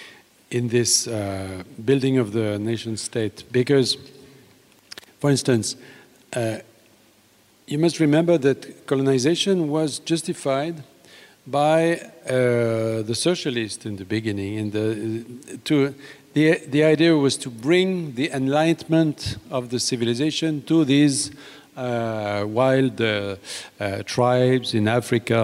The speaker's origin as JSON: {"language": "English", "country": "France"}